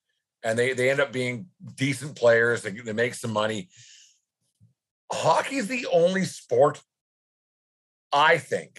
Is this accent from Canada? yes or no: yes; Canada; because we're Canadian